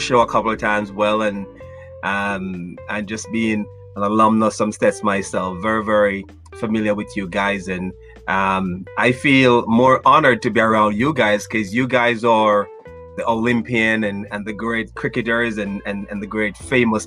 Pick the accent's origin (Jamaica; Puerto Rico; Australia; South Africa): Jamaica; Brucefield, Saint Elizabeth; moved away as an adult; now in United States; I'm from a place called Brucefield